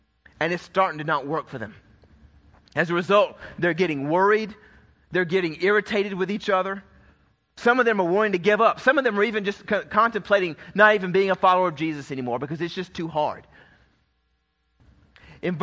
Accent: Georgia, United States; I was raised in Georgia where it was a sin if you didn't have a Coke in your hand

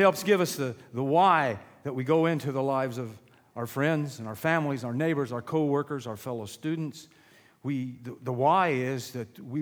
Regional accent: Illinois, United States; moved away as an adult; also born or lived in Sullivan County, Indiana; now in Sullivan, United States; Born and raised in Illinois

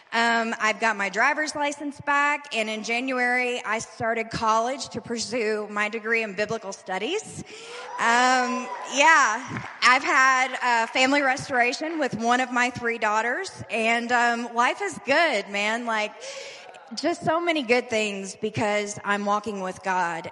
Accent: Louisville, Kentucky, United States; I'm originally from Louisville, Kentucky.

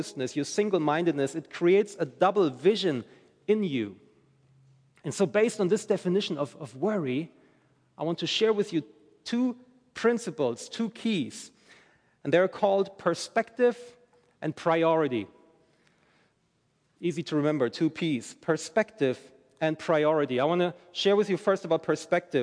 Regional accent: Germany; moved away as an adult; I'm from Germany originally, and I moved here with my wife, my family, in January

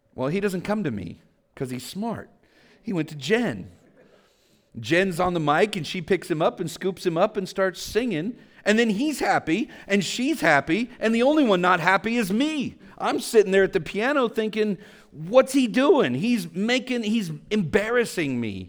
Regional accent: Vallejo, California, United States; I grew up in Vallejo. I grew up poor

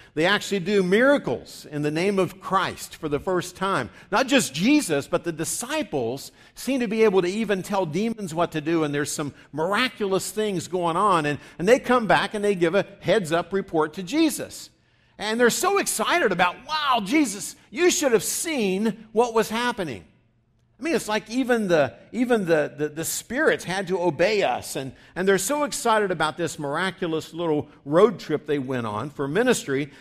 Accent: West Virginia, United States; as I grew up saying in West Virginia

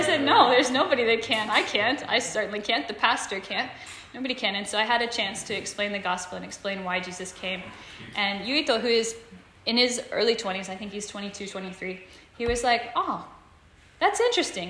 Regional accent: Stafford, United States; moved away as an adult; now in Tokyo, Japan; I'm from Stafford, from west of here, but I've lived in Japan for the last four years now.

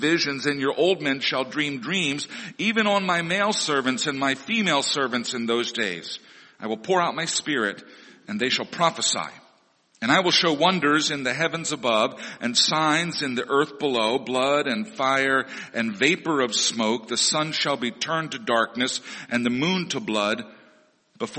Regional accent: Missouri, United States; The Baptist and Assembly of God churches that I grew up in Missouri, were dispensational

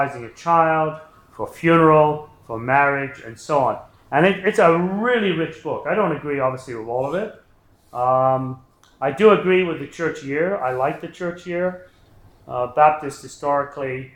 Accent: England, United Kingdom; growing up in England

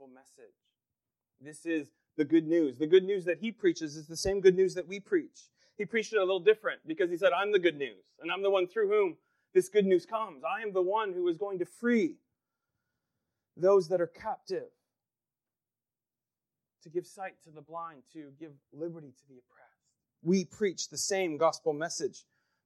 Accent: Pennsylvania, United States; growing up in Pennsylvania

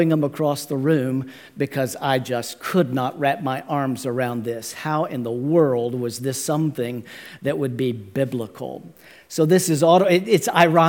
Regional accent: Dallas, Texas, United States; I am a native Texan, born and raised in the Dallas area

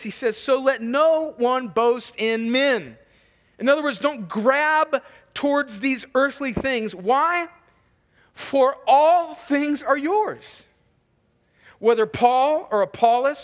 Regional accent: El Centro, California, United States; moved away; my hometown of El Centro

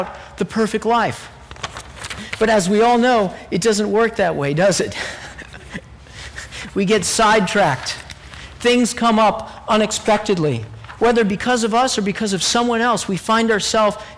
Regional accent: Texas, United States; I grew up in Texas

